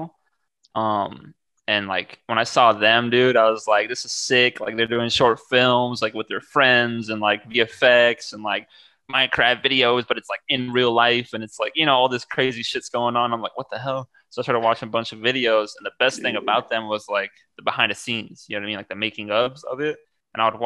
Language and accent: English; Waterloo, Iowa, United States; also born or lived in Bosnia / Cedar Falls, Iowa; now in Los Angeles, United States; I lived in Waterloo for like a while, which is like 10 minutes, 5 minutes ish, like from Cedar Falls, just like neighboring pretty much cities. But I was born in Bosnia, came out to America when I was like 9 months old